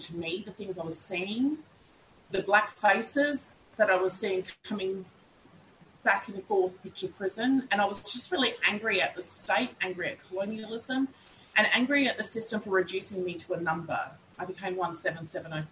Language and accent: English; Kaurna country, South Australia, Australia; I'm a Gunditjmara woman born and raised on Kaurna Yurta